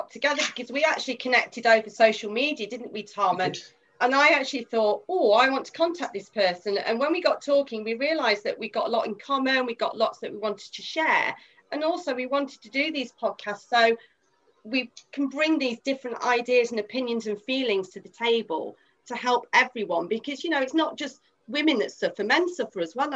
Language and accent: English; Midlands, United Kingdom; I'm from the Midlands